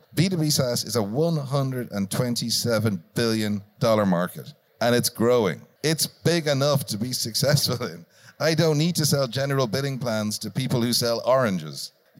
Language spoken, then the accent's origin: English; Ireland